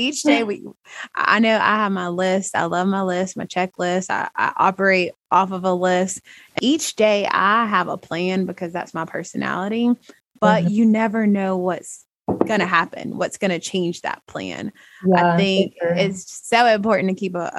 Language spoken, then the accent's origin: English; Alabama, United States; born and raised in Alabama